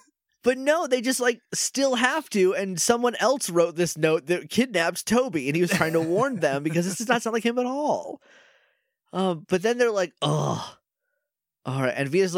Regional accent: New England, United States; I'm just from New England.

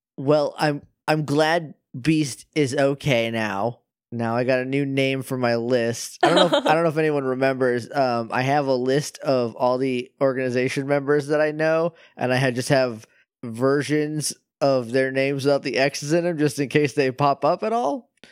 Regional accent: New Hampshire, United States; I'm from up north, like, I'm, I'm from New Hampshire, and it, it gets very cold up there

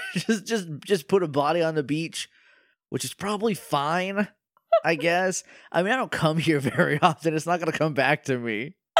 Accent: New Hampshire, United States; moved away; I'm from New Hampshire

